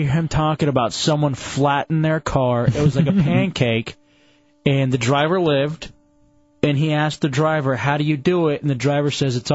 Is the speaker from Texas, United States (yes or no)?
yes; Texas, United States; also born or lived in Washington, D.C.; now in Florida, United States; I'm down here in Florida. I grew up in Texas.